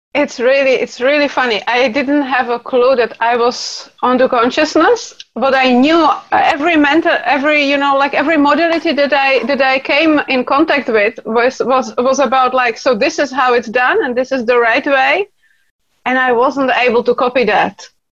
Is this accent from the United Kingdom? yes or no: no; Czechia; I come from Czech Republic